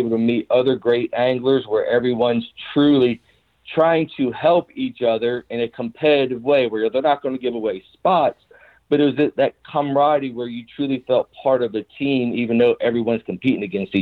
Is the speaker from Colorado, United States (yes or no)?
no; South Carolina, United States; growing up in the South, in South Carolina